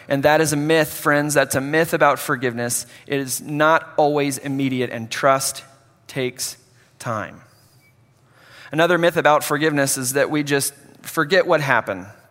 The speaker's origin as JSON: {"language": "English", "town": "Hutchinson", "region": "Kansas", "country": "United States", "tie": "born or raised there", "said": "a junior college in Hutchinson, my hometown"}